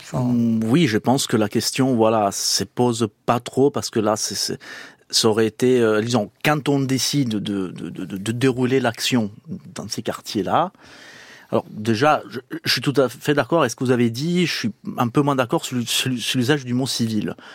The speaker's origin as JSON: {"language": "French", "town": "Palermo", "region": "Sicily", "country": "Italy", "also_born_or_lived": "Lyon", "second_language": "French", "moved": "yes", "said": "je suis des Palermes"}